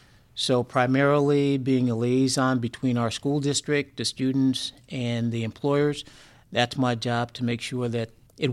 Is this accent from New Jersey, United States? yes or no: yes; South River, New Jersey, United States; So we grew up in South River, which is a small town.